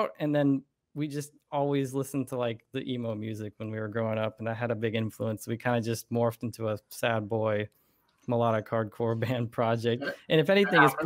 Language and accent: English; Florida, United States; I was born and raised in Florida